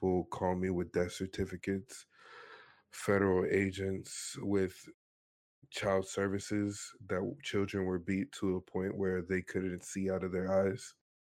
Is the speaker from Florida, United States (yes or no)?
yes; Miami, Florida, United States; moved away; also born or lived in Vancouver / Arkansas / New York; I was born and raised in Miami, Florida